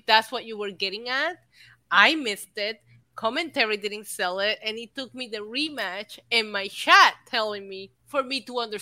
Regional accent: Puerto Rico; I'm too Puerto Rican

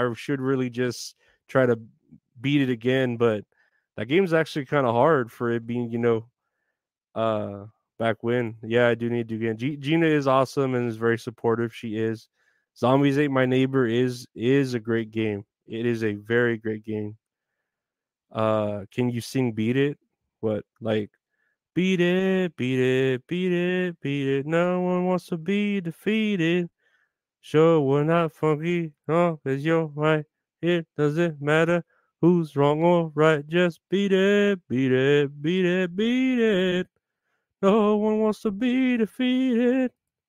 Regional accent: Texas, United States; Retro Horror Inc. Yeah, we're both here from Texas.

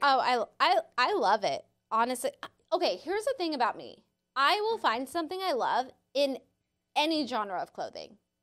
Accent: San Diego, California, United States; I grew up in San Diego

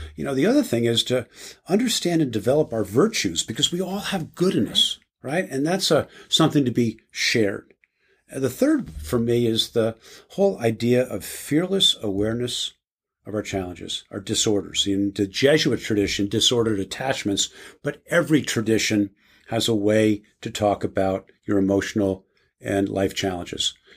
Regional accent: New Jersey, United States; I was raised in New Jersey in a small town Catholic community

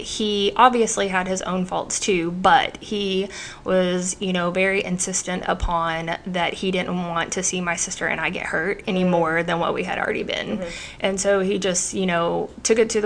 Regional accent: Oklahoma, United States; I've been born and raised in Oklahoma

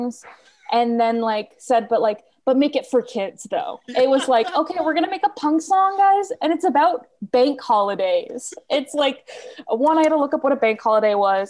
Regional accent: United States

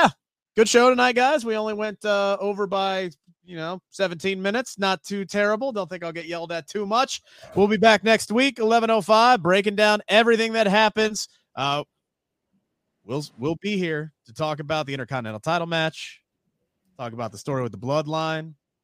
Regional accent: Cincinnati, Ohio, United States; I'm from Cincinnati.

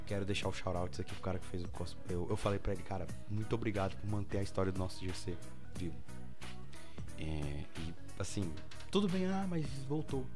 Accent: São Paulo, Brazil; moved away; Espero voltar muito mais vezes em São Paulo. E assim, é minha terra

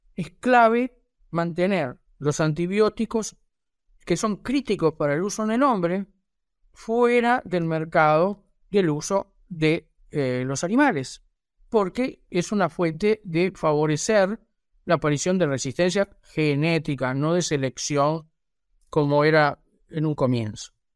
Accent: Uruguay; aquí en mi país, en Uruguay

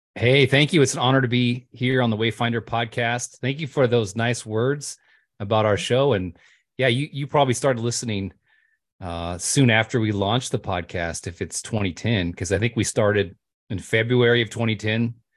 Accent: California, United States; moved away as an adult; also born or lived in Montana / Missouri; now in Pennsylvania, United States; born and raised in California, but I've kind of lived everywhere

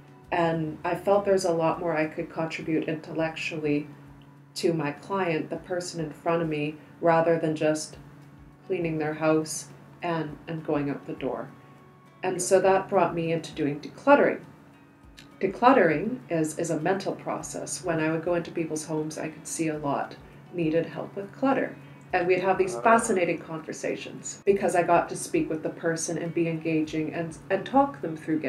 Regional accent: Surrey, British Columbia, Canada; also born or lived in Egypt; I was born in Surrey, British Columbia. Oh, born, raised here. Born, raised, yes. However, as an adult, I did go over and spend 2 years overseas. I went to post-revolution Egypt.

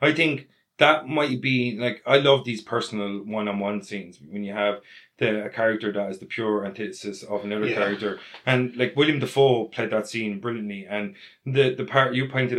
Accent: Ireland; we're Irish

